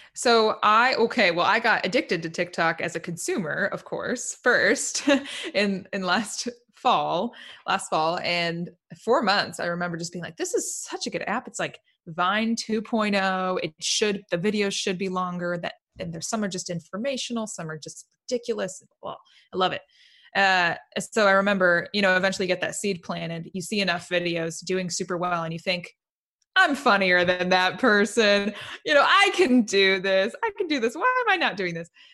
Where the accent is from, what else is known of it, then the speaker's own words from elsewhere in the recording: Indiana, United States; moved away as an adult; now in Nashville, United States; I'm from Indiana, initially a Hoosier